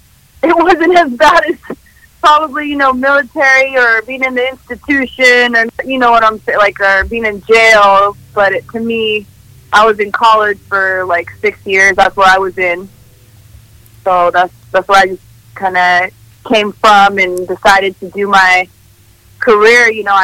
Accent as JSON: {"language": "English", "town": "Sacramento", "region": "California", "country": "United States", "tie": "born or raised there", "first_language": "Spanish", "second_language": "English", "said": "I'm from Sacramento, born and raised."}